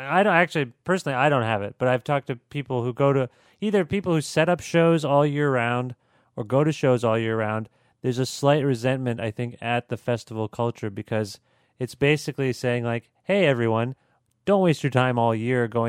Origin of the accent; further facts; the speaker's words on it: Canada; we're Canadian